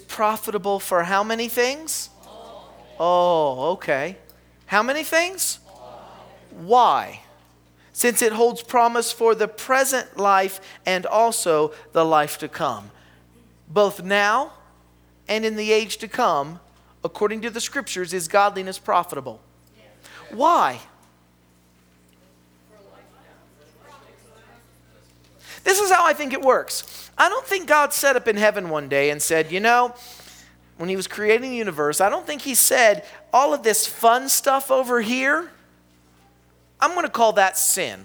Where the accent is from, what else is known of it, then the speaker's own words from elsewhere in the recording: the South, United States; I'm from the South. Do you know what that means? I live in the Bible Belt.